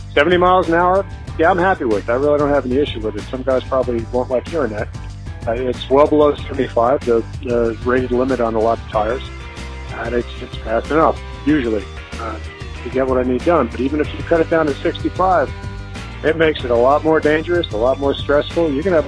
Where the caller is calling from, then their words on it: Maine, United States; I'm calling from Maine. 11-year over-the-road driver.